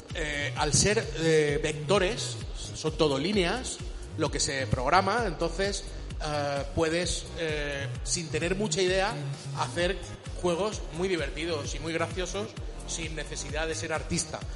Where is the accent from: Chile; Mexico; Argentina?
Chile; moved away; yo soy de origen de Chile, es un país de Sudamérica